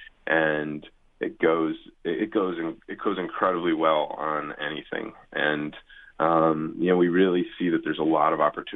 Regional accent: Cleveland, Ohio, United States; now in California, United States; I grew up in Cleveland, Ohio

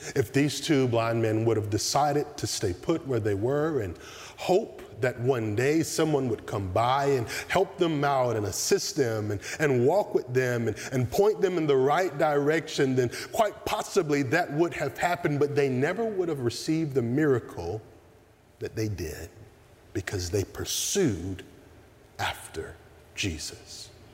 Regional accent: the South, United States; Growing up in the South

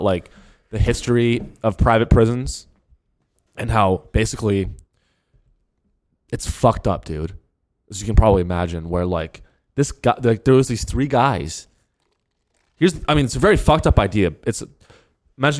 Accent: Cupertino, California, United States; I grew up in the Silicon Valley

